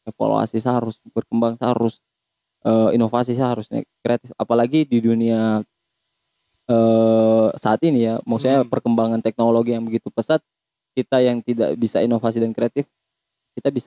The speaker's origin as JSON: {"language": "Indonesian", "town": "Kaimana", "region": "West Papua", "country": "Indonesia", "tie": "born or raised there", "lives_now": "Sorong, Indonesia", "said": "Kalau saya e, kecil itu di Kaimana sebenarnya."}